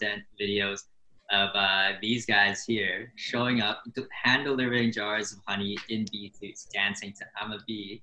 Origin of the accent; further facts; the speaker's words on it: Richmond, British Columbia, Canada; We all grew up in the Steveston area.